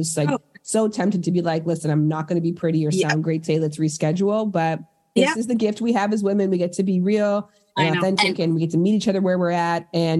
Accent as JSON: {"language": "English", "town": "Toronto", "region": "Ontario", "country": "Canada", "lives_now": "Los Angeles, United States"}